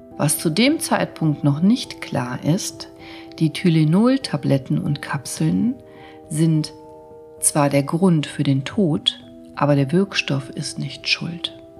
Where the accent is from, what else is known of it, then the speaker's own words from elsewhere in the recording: Germany; bei uns in Deutschland